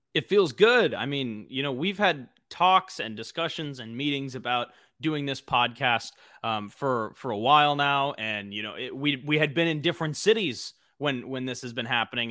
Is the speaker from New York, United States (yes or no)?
no; Los Angeles, California, United States; also born or lived in Arizona; born and raised in L A, I'm from the San Fernando Valley